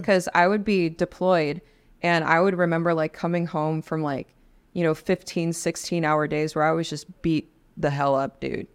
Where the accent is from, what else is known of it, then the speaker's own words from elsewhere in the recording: Los Angeles, California, United States; moved away as an adult; also born or lived in Spain / Mississippi / Washington State; I'm from Los Angeles, so I was born and raised in, in the hood in California